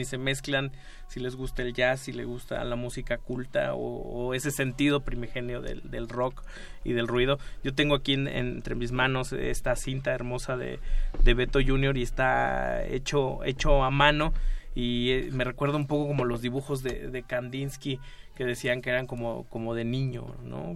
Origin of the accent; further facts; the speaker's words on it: Mexico; como decimos acá en México, le campechanean, mezclan.